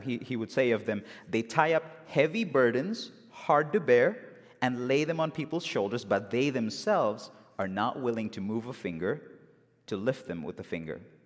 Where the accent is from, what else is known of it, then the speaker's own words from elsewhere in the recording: Bangalore, Karnataka, India; moved away; in my hometown in India, in Bangalore